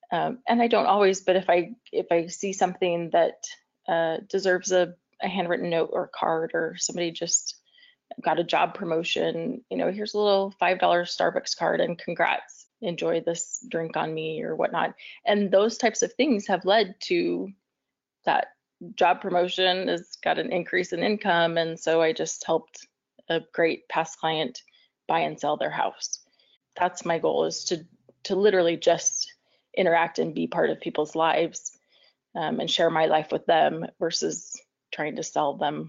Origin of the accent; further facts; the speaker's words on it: Amarillo, Texas, United States; I grew up in Amarillo, Texas, and then my husband and I lived there for a couple of years early on in our marriage.